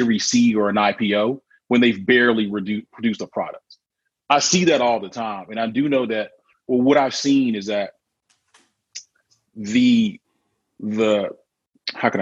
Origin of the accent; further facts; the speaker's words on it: Mobile, Alabama, United States; I'm from Alabama, actually, so Mobile